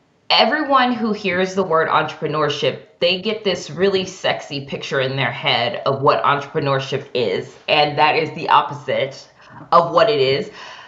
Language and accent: English; Cleveland, Ohio, United States; moved away as an adult; also born or lived in New York; I am from Cleveland, Ohio, born and raised. But I think that I really grew up in New York because that's where I first went out of college. So out of college, I moved from the suburbs in Cleveland, Ohio, and I moved to New York.